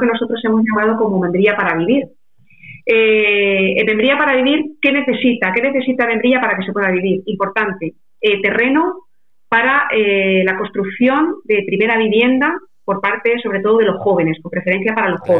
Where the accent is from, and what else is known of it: Membrilla, Castilla-La Mancha, Spain